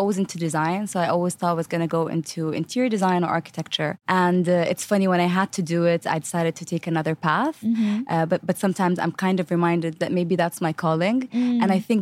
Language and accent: English; Qatar; moved away as an adult; also born or lived in Abu Dhabi, UAE / Palestine; now in Dubai, UAE; I was born in Abu Dhabi, so in the UAE, and grew up in Qatar. So we later moved to Qatar, and then I'm originally from Palestine